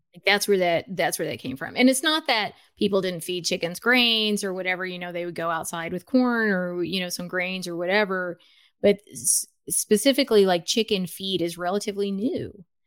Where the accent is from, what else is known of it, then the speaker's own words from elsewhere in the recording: United States; also born or lived in Los Angeles / Guatemala (ancestry); now in Bellingham, United States; I was born in the United States.